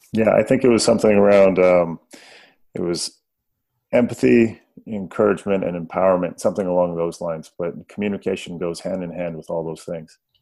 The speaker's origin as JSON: {"language": "English", "country": "Canada", "tie": "born or raised there", "said": "I grew up way up north, close to Alaska."}